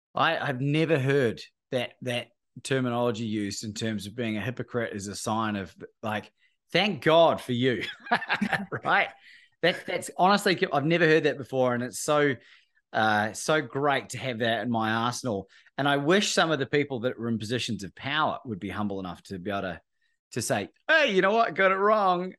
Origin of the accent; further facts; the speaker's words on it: New Zealand; moved away as an adult; also born or lived in Australia; growing up in New Zealand